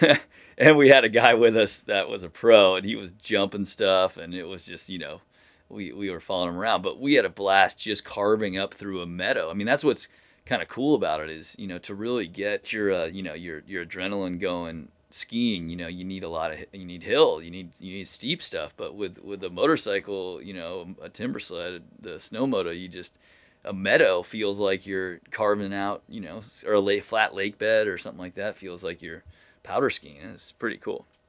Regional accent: Corte Madera, California, United States; my hometown here, Cordomadera, California, right down the road from where I live

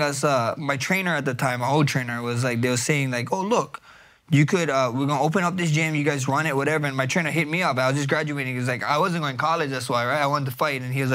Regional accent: Hawaii, United States; I'm from Hawaii

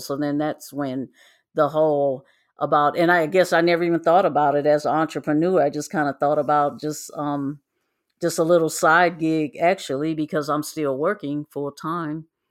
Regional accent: Midwest, United States; moved away; I was born and raised in the Midwest

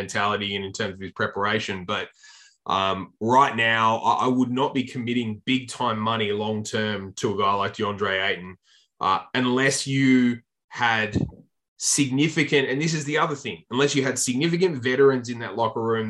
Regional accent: Tasmania, Australia; the Tasmania Jack Jumpers, my hometown team

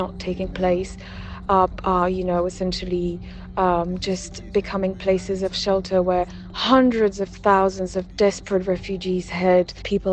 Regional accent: Slovakia; Slovakia is actually my home country

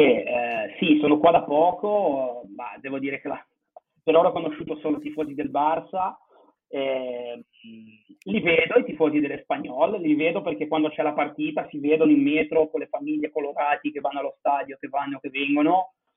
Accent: Genoa, Liguria, Italy; now in Barcelona, Spain; di Genova

